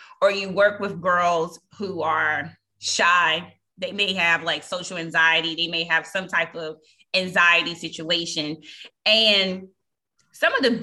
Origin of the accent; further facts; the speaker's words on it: Reidsville, North Carolina, United States; Reesville, my hometown